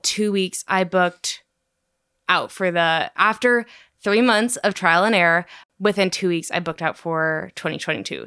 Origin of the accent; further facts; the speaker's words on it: Sacramento, California, United States; I'm from Sacramento. I actually live fifteen minutes from Joe and Christy